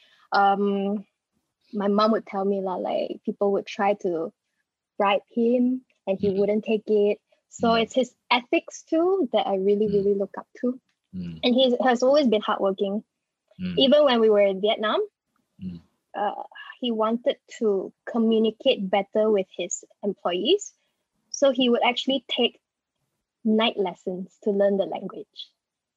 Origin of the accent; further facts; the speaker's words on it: Pahang, Malaysia; also born or lived in Port Dickson, Malaysia; We're all from Pahang